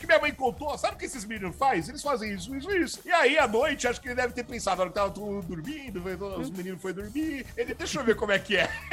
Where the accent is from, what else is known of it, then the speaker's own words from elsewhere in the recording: Guarulhos, São Paulo, Brazil; essa foi a minha infância aqui no, em Guarulhos